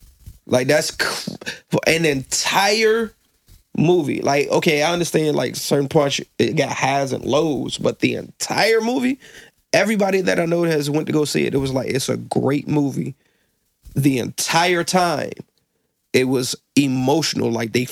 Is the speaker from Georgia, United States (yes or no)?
no; Virginia Beach, Virginia, United States; I'm from Virginia Beach.